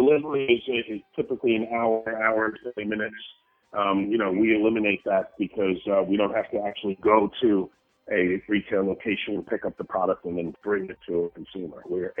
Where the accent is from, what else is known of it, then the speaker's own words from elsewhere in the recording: Brooklyn, New York, United States; now in Venice Beach, United States; I just moved out to Williamsburg. I was from Williamsburg, Brooklyn